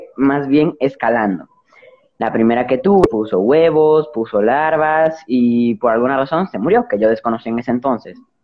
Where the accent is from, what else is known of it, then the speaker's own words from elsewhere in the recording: Dominican Republic; yo en mi, en mi país, más que en toda la República Dominicana